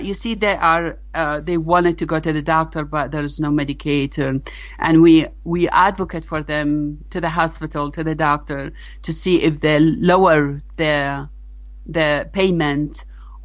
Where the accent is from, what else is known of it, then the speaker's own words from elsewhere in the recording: Iraq; now in United States; I'm an immigrant from Iraq